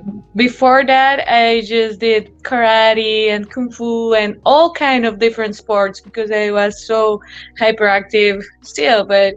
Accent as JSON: {"language": "English", "town": "Medellin", "region": "Antioquia", "country": "Colombia", "tie": "born or raised there", "lives_now": "United States", "said": "It's very different from being here. Like right now, I'm in US and I could spend some time living here too."}